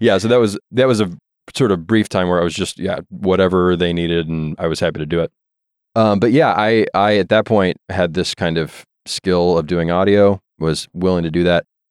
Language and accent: English; Jonesboro, Arkansas, United States; moved away; also born or lived in Morrilton, Arkansas / Arkadelphia, Arkansas; Did most of my growing up in Northeast Arkansas, a little town called Jonesboro, Arkansas, where Arkansas State is